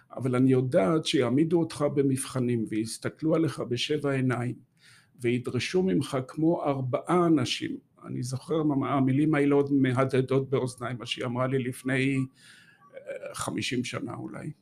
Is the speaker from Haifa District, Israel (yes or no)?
yes; Haifa area, the Krayot, Haifa District, Israel; moved away as an adult; also born or lived in Golan Heights / Gush Etzion; now in Jerusalem, Israel; וגדלתי בעצם ב... באזור חיפה, בקריות, אה, עד שנות ה-20 שלי